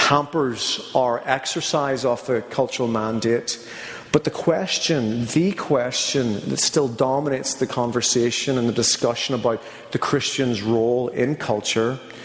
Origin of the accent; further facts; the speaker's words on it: Northern Ireland, United Kingdom; moved away; being from Northern Ireland, I'm going to have certain cultural, you know, predilections or things about me that have shaped me